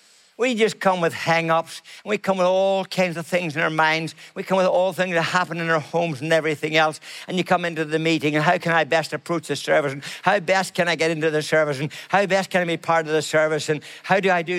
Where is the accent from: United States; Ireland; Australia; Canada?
Ireland; I'm Irish